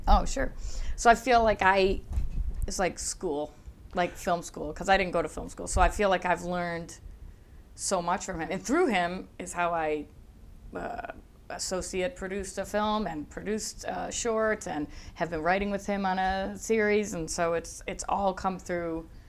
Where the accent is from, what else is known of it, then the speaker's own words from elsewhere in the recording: Buffalo, New York, United States; accent: Buffalo; moved away as an adult; also born or lived in Chicago; now in Los Angeles, United States; Buffalo, where I'm from, has a hard enough a accent